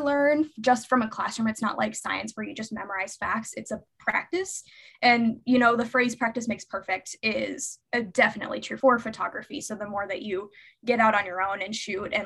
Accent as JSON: {"language": "English", "town": "Lincoln", "region": "Nebraska", "country": "United States", "moved": "as an adult", "lives_now": "Chicago, United States", "said": "I'm originally from Nebraska, Lincoln, Nebraska specifically"}